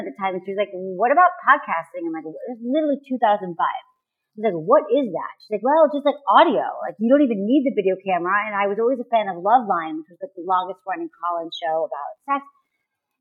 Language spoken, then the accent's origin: English; Michigan, United States; moved away as an adult; also born or lived in San Francisco; now in Los Angeles, United States; I'm from Michigan